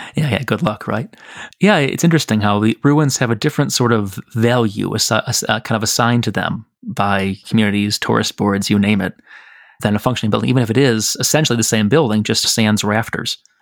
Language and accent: English; Chicago, Illinois, United States; also born or lived in Michigan; I'm from Chicago